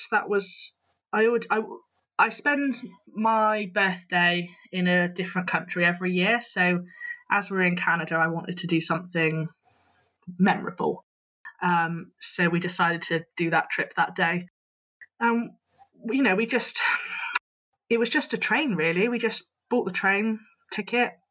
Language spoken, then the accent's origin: English; England, United Kingdom; he obviously recognised my accent and he asked where I was from. So I said I was from England.